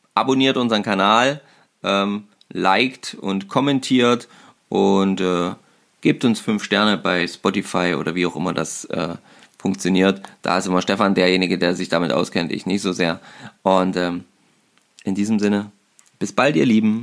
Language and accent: German; Germany; bei uns in Deutschland